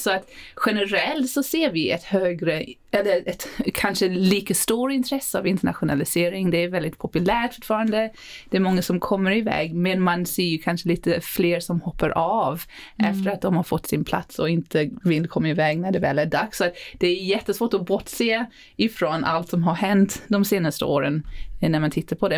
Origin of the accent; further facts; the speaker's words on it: South Africa; now in Sweden; jag eh, är född och uppvuxen i Sydafrika. Men nu har jag bott i Sverige hälften av mitt liv